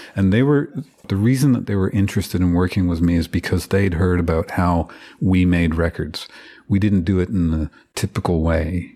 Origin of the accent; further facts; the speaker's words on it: Deep River, Ontario, Canada; I grew up in, uh, Deep River, which is sort of, it's kind of almost exactly halfway along, uh, Highway seventeen, Trans-Canada Highway, uh, between Ottawa and North Bay